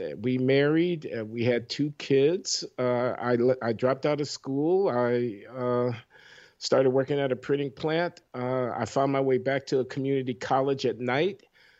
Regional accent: Chicago, Illinois, United States; You growing up in Chicago in the 1950s and 60s

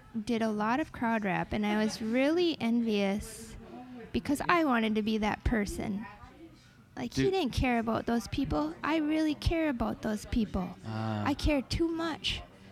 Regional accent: northern Wisconsin, United States; We didn't even really do marching band in northern Wisconsin because it was so cold

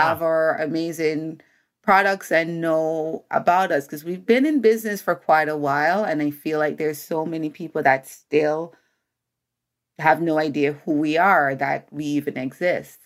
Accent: Jamaica; now in United States; I'm a Jamaican, Jamaican born

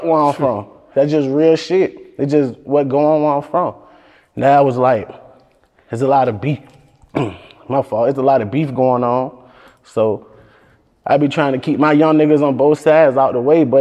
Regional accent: Virginia, United States; I'm from Virginia

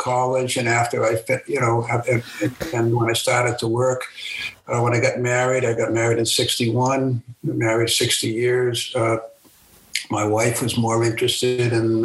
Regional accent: Boston, Massachusetts, United States; moved away as an adult; now in Atlanta, United States; I grew up in a 20th century shtetl, in the Boston area called Mattapan, Dorchester, and Roxbury

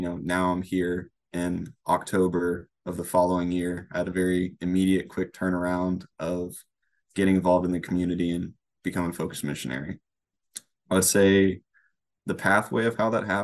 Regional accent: Lake Charles, Louisiana, United States; now in Crete, United States; born and raised in Lake Charles, Louisiana

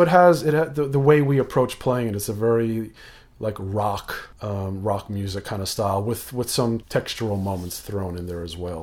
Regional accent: Rockland County, New York, United States; now in Yonkers, United States; I was born in New York City, but then grew up in the suburbs, about an hour north of the city, uh, in, um, Rockland County

